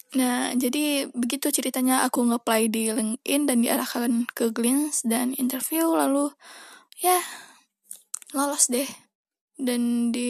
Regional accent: Padang, West Sumatra, Indonesia; now in Jakarta, Indonesia; aku itu berasal dari Padang, Sumatera Barat Dan sekarang aku lagi di Jakarta

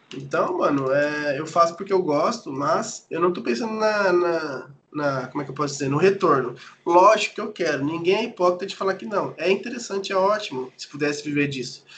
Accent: São Paulo, Brazil; now in Japan; eu sou de São Paulo, né, mano? Então tem uma gíria paulista

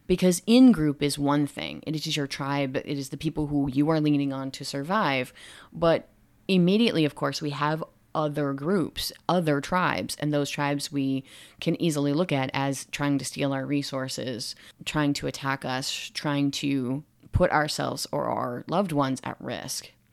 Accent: United States; I am an American and I'm researching in America

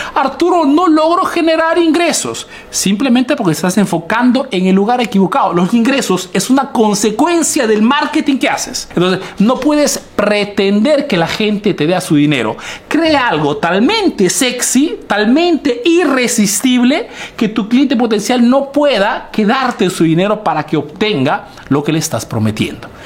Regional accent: Peru; now in Italy

